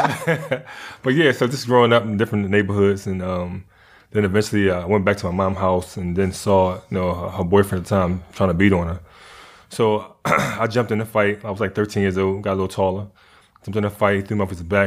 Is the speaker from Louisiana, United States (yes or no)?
no; Philadelphia, Pennsylvania, United States; also born or lived in North Carolina; I grew up in Philly, but I was born in North Carolina.